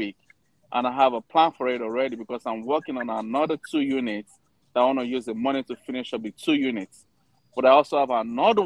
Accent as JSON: {"language": "English", "region": "Ohio", "country": "United States", "said": "I'm from Ohio"}